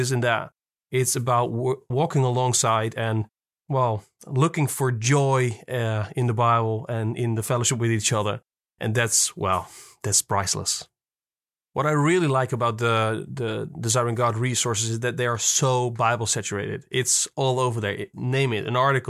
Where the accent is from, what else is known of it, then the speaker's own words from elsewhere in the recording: Netherlands; I'm from Holland.